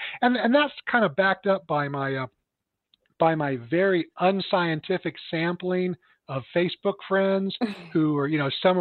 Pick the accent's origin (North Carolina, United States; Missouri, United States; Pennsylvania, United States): Missouri, United States; Phelps County; now in St. Louis, United States; my hometown where, you know, in Phelps County